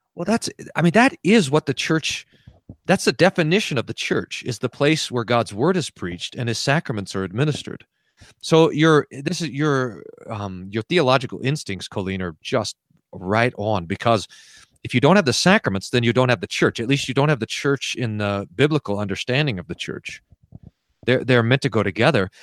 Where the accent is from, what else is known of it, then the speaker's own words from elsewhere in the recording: United States; moved away as an adult; also born or lived in Texas / New Mexico / Indiana / Colorado; now in Aurora, United States; I grew up in Texas and New Mexico, which is where my wife and I were married